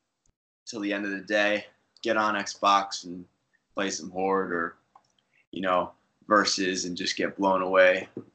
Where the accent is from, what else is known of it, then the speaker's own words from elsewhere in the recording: Connecticut, United States; now in Savannah, United States; Yeah, so I grew up with Joe in Connecticut as well.